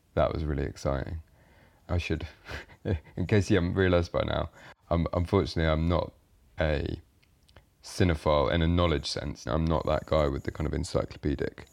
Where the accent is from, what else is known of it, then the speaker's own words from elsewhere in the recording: Ipswich, East of England, United Kingdom; I grew up in Ipswich, which is a fairly, um, bog standard British town